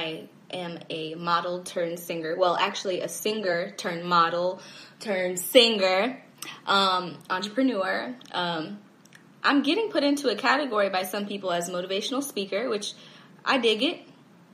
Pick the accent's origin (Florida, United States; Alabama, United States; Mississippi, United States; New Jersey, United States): Florida, United States; Orlando; moved away as an adult; also born or lived in Chicago, Illinois; now in Atlanta, United States; I grew up in Orlando, Florida